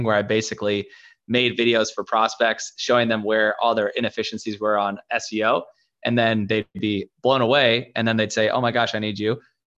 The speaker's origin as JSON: {"language": "English", "town": "Seattle", "region": "Washington", "country": "United States", "tie": "born or raised there", "moved": "as an adult", "lives_now": "Los Angeles, United States", "said": "I was born and raised in Seattle"}